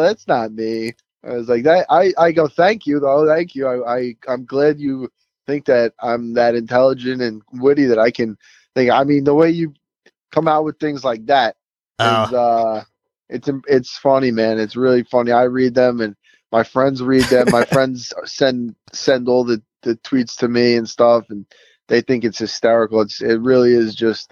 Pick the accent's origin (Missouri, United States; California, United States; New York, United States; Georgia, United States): New York, United States; New York City; it's in my hometown